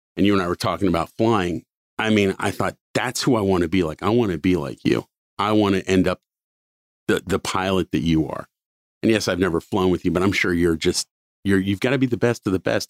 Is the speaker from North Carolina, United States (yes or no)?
no; Cincinnati, Ohio, United States; I grew up in Cincinnati for the most part